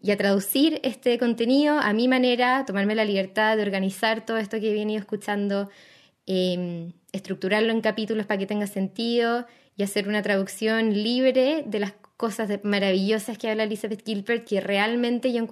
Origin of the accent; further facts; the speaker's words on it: Chile; also born or lived in United States; Yo me crié en Estados Unidos, no toda la vida, pero tuve como años formativos en Estados Unidos y, y para mí Estados Unidos yo sé que es un lugar de múltiples conflictos, sobre todo para nuestra historia chilena.